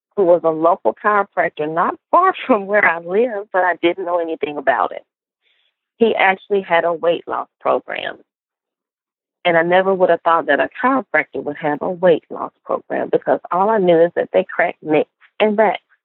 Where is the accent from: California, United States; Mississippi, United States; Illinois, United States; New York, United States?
Mississippi, United States; Cleveland; I am a Southern girl at heart, born and raised in Cleveland, Mississippi, which is a small Delta town